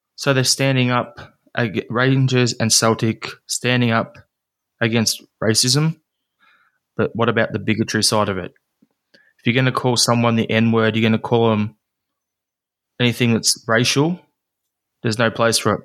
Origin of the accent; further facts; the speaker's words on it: Australia; as an Aussie